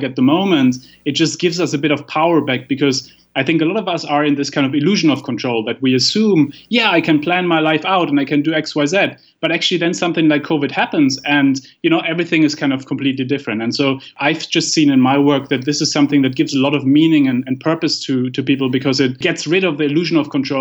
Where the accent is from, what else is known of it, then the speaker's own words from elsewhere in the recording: Germany; I come from Germany